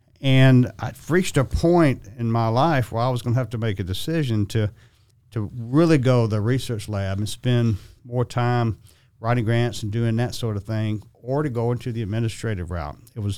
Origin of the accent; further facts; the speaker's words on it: Augusta, Georgia, United States; and I was born and raised here in Augusta.